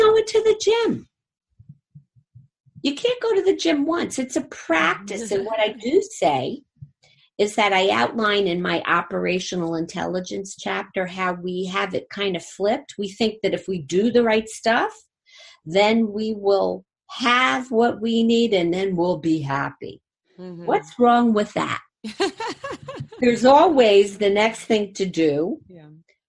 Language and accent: English; Jersey City, New Jersey, United States; I'm from Jersey City